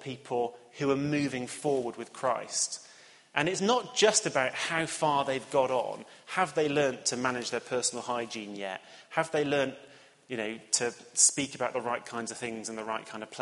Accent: Cheltenham, South West England, United Kingdom; moved away; the town that I grew up in Cheltenham

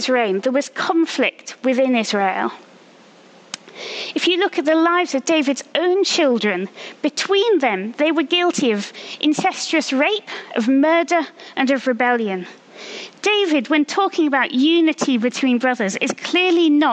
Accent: France; now in Oxford, United Kingdom; I grew up in France, and I speak fluent French

